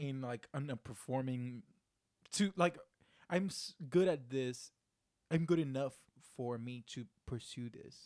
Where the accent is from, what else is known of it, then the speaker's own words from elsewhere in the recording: Puerto Rico; first language Spanish; English is a second language; I'm from Puerto Rico.